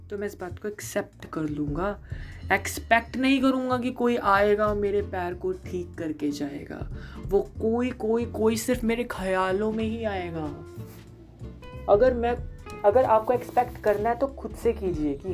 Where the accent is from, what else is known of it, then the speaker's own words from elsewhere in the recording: India; कई लोगों ने मुझसे इंस्टाग्राम पे पूछ लिया कि मैं इंडियन हूँ जी हाँ मैं इंडियन हूँ